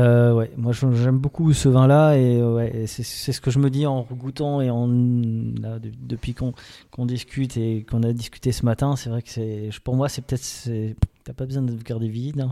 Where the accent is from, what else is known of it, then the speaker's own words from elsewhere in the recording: Alsace, Grand Est, France; on est des Alsaciens